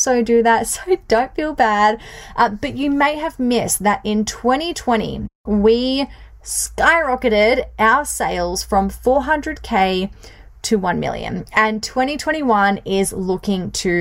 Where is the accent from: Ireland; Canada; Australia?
Australia; Bunbury, Western Australia; also born or lived in Perth; I was born and grew up in a country town, which is not really country anymore, but in a town that is a couple of hours south of Perth in Bunbury, Western Australia